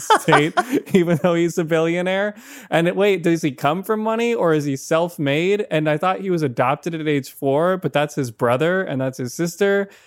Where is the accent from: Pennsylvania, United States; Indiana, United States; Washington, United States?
Washington, United States; Seattle; I'm from Seattle